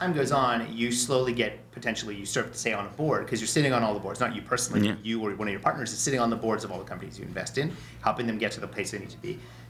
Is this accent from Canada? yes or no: yes; Canada